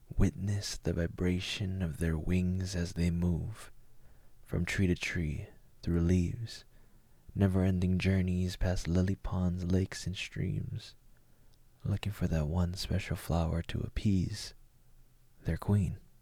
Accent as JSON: {"language": "English", "country": "United States", "said": "as a Filipino American, um, or even a Asian American"}